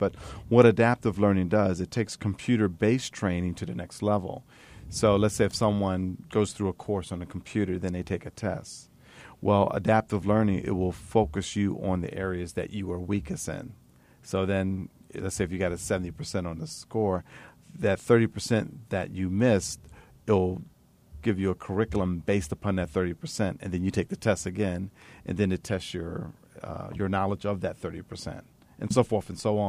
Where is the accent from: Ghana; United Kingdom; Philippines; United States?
United States; Atlantic City, New Jersey; I'm born and raised in Atlantic City.